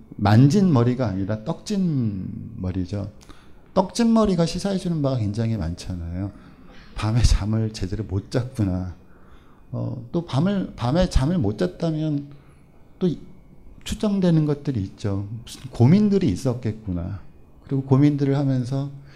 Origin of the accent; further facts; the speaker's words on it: South Korea; first language Korean; also born or lived in Germany; 한국에서 모국어로 공부하지 않고 외국을 유학을 가서